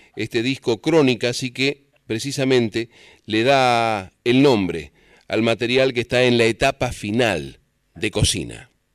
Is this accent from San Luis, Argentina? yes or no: yes; San Luis, Argentina; moved away; los puntanos, por lo menos que estamos lejos